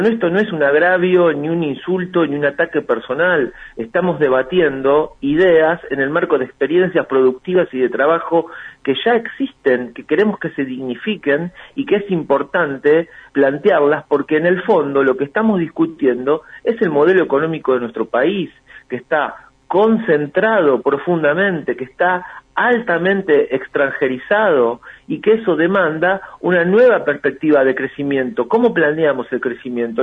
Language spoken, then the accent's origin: Spanish; Argentina